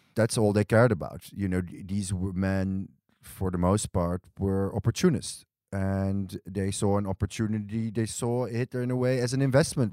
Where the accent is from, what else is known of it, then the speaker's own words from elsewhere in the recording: Amsterdam, North Holland, Netherlands; moved away as an adult; also born or lived in Berlin / New York; now in Tel Aviv, Israel; I was born and raised in Amsterdam